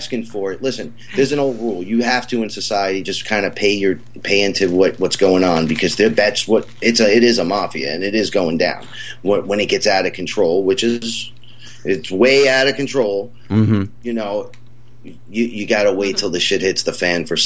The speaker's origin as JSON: {"language": "English", "region": "New York", "country": "United States", "said": "as a New Yorker"}